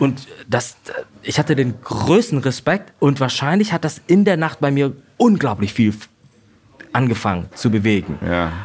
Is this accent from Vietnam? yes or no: yes; Vietnam; born or raised there; now in Germany